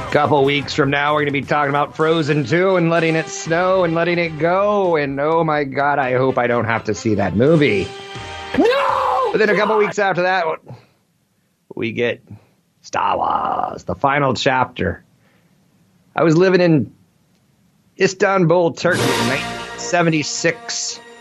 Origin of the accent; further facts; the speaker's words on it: Minnesota, United States; I'm from Minnesota.